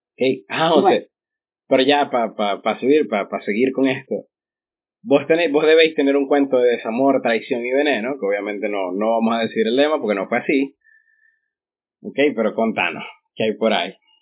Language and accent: Spanish; Ciudad Ojeda, Zulia, Venezuela; also born or lived in Maracaibo; yo nací en Ojeda